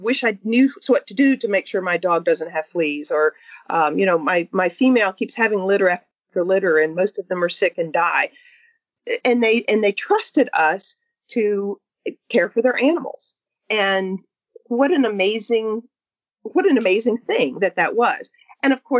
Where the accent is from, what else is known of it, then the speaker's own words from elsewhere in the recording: Mississippi, United States; I grew up in Mississippi